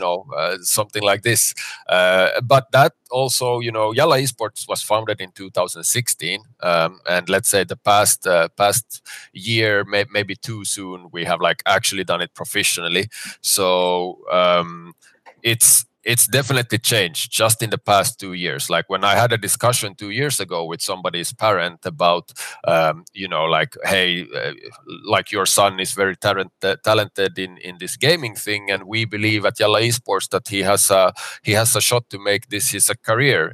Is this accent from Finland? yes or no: yes; Finland; moved away as an adult; now in Dubai, United Arab Emirates; I'm originally from Finland, but I've been now in Dubai for ten years